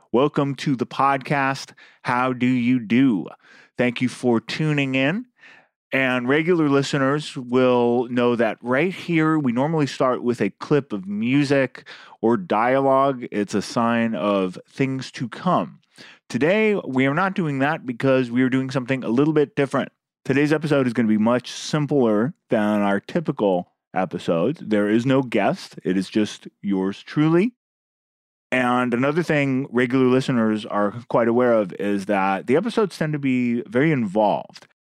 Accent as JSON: {"language": "English", "area": "San Francisco Bay Area", "region": "California", "country": "United States", "tie": "born or raised there", "moved": "yes", "lives_now": "New York, United States", "said": "Mexican food is something I grew up with in the San Francisco Bay Area. It's gotten much better in New York in the time since I've moved here."}